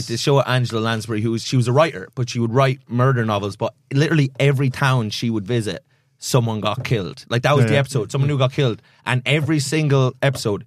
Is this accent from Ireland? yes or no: yes; Ireland; I'm like, love being Irish